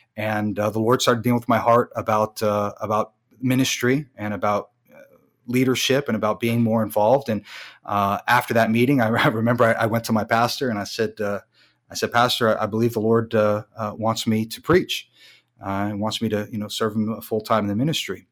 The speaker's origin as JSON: {"language": "English", "country": "United States", "also_born_or_lived": "Germany", "moved": "as an adult", "said": "I'm an American"}